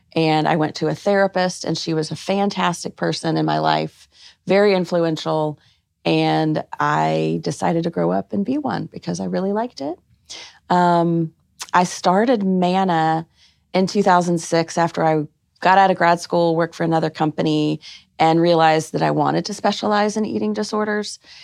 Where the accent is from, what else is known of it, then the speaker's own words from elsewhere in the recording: Arkansas, United States; moved away; also born or lived in Georgia; I was born in Arkansas and all my family is there.